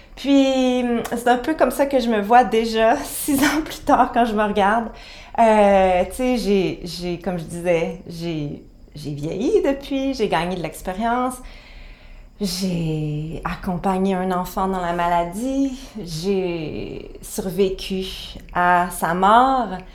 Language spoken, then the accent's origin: French; Quebec, Canada; chez nous au Québec